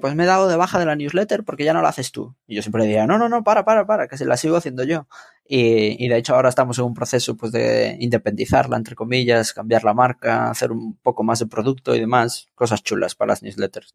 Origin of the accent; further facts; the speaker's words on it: Santiago de Compostela, Galicia, Spain; moved away as an adult; now in Madrid, Spain; yo estudié o sea, yo estudié, bueno, me crié en Santiago de Compostela